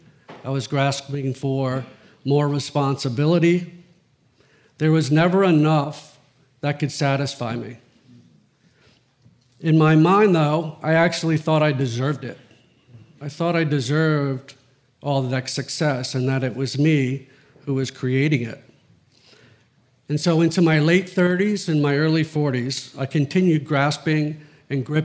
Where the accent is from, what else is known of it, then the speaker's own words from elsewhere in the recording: Greenwich, Connecticut, United States; I grew up in Old Greenwich and Riverside